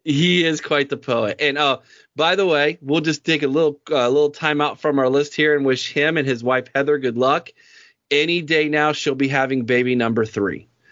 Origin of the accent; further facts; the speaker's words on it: Mount Vernon, Ohio, United States; the area that I grew up in in Knox County from the Mount Vernon